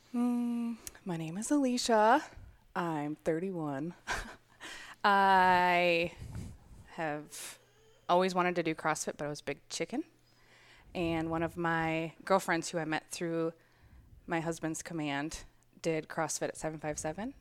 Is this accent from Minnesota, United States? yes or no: yes; Minnesota, United States; I am from Minnesota